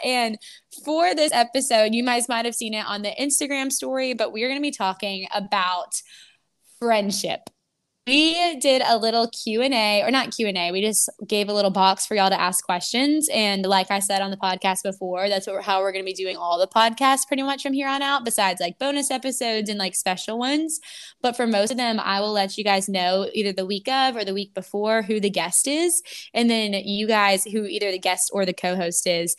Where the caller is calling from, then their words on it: Tampa, Florida, United States; But I'm actually podcasting from Tampa, Florida